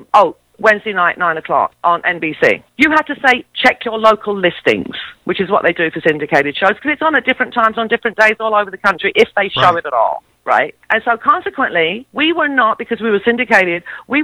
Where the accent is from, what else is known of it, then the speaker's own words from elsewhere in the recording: England, United Kingdom; I'm English. Maybe it's because I'm of Greek heritage